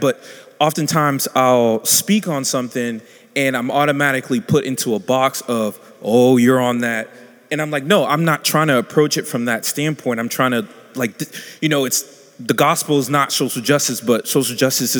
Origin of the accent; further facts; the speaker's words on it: South Carolina, United States; I'm from South Carolina